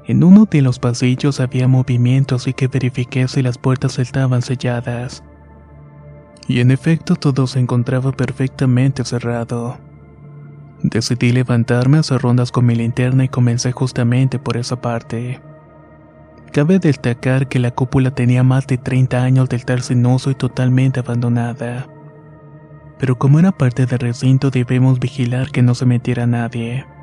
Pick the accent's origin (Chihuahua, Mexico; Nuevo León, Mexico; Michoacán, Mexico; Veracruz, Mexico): Chihuahua, Mexico; Ciudad Juárez; soy oriundo de Ciudad Juárez. Nací y crecí allí y es donde vivo actualmente.